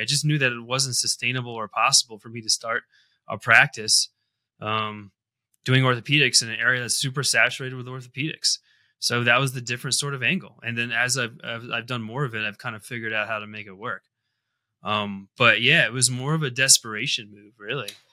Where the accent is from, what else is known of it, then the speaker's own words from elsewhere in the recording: Connecticut, United States; moved away as an adult; now in Colorado, United States; I grew up in the Northeast in Connecticut, kind of tri-state area.